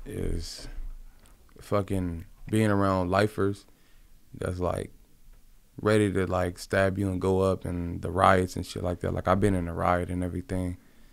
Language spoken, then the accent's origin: English; Compton, California, United States; He's from the same area that I grew up in Compton.